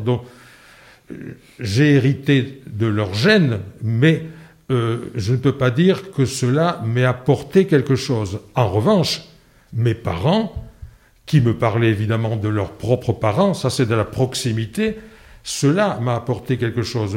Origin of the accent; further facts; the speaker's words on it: Landes, Nouvelle-Aquitaine, France; also born or lived in Lourdes; j'ai vécu dans les Landes, si bien que je peux dire que mon milieu géographique d'enfance, ce sont les Landes.